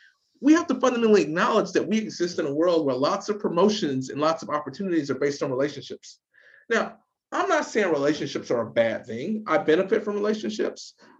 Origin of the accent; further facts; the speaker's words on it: the South, United States; I grew up in the South, so I used to go to the shooting range a lot